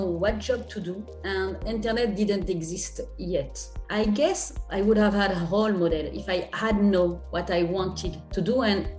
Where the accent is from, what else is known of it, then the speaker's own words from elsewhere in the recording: Toulouse, Occitania, France; In Toulouse, in the south of France